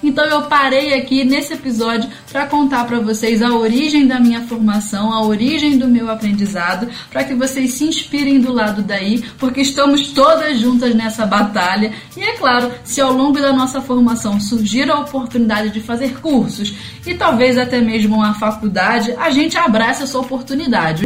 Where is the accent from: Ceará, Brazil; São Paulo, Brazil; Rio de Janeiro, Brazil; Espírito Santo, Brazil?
Rio de Janeiro, Brazil; moved away as an adult; now in Santiago, Brazil; Eu sou carioca do Rio de Janeiro e moradora de Realengo